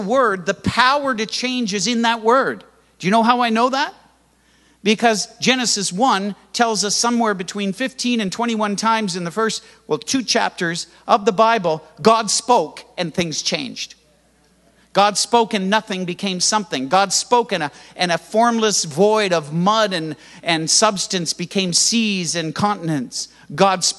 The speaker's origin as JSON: {"language": "English", "country": "Canada", "tie": "born or raised there", "said": "I was born in Canada and raised in Canada in church where you had to be quiet"}